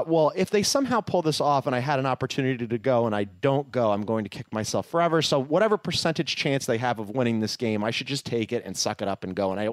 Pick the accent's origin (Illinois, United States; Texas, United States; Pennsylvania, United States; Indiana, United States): Pennsylvania, United States; Philadelphia; now in Southern California, United States; as a Philadelphian